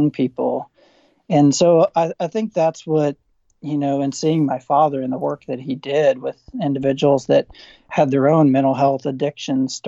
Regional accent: Southern Indiana, United States; moved away as an adult; also born or lived in St. Louis / Duke University, North Carolina; now in Indiana, United States; I grew up in Southern Indiana. I'm a Hoosier by heart.

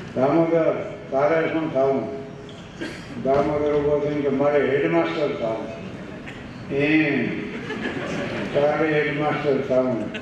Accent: Thangadh, Gujarat, India; થાનગઢ મારું ગામ છે

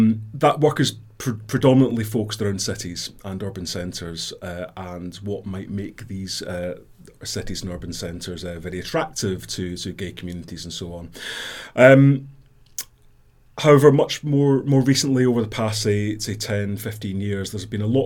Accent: Scotland, United Kingdom; moved away as an adult; now in Brighton, United Kingdom; I'm Scottish

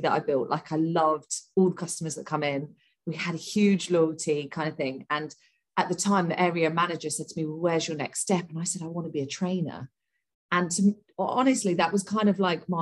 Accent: Portsmouth, South East England, United Kingdom; moved away as an adult; also born or lived in London; I'm originally from Portsmouth

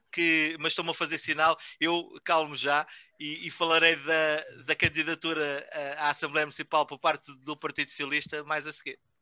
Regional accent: Vila Chã de Ourique, Santarém District, Portugal; moved away as an adult; não nasci em Vila Chã de Ourique, mas fui para lá muito novo e saí de lá uh, só quando do casei

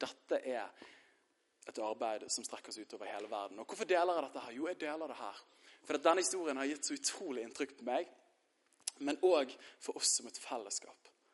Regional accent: Bærum, Akershus, Norway; Jeg er fra Bærum

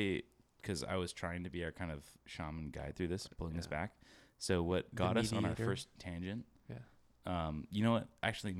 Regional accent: Rancho San Diego, California, United States; Because we grew up in Rancho

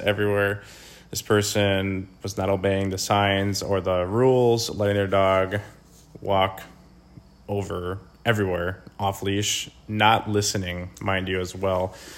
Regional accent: Wisconsin, United States; we're from Wisconsin

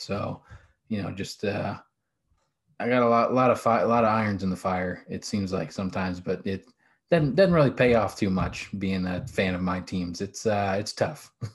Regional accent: Ohio, United States; also born or lived in West Virginia; I grew up in Ohio

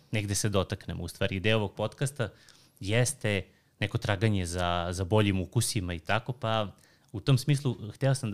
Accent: Pirot, Southern and Eastern Serbia, Serbia; ja sam iz Pirota, pa da, da ono, volio sam da, kao da vam predstavim ovo, malo gastronomiju Pirota

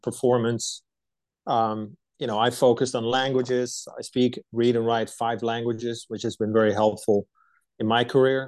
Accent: right outside of Amsterdam, North Holland, Netherlands; moved away as an adult; now in United States; I was born and raised in Europe. I lived most of my life in the Netherlands, born right outside of Amsterdam

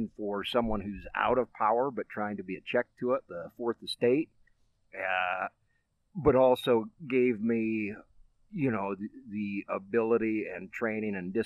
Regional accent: Nichols, Iowa, United States; born or raised there; also born or lived in Wyoming / Colorado Springs

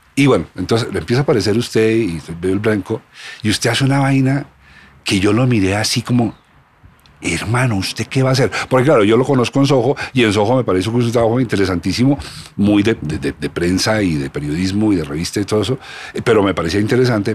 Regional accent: Colombia; somos colombianos estantes, somos, somos producto de este país

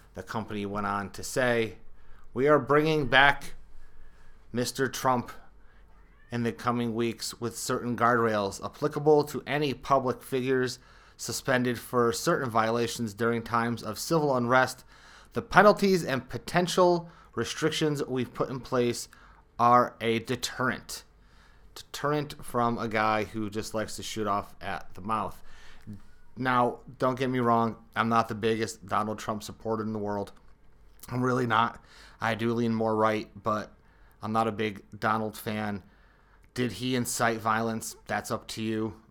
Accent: Connecticut, United States; I'm a Connecticut guy

